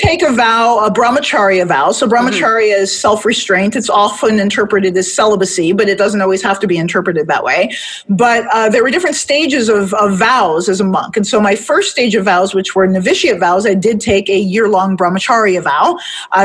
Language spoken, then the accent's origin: English; Detroit, Michigan, United States; moved away; I'm from Detroit originally, D-Town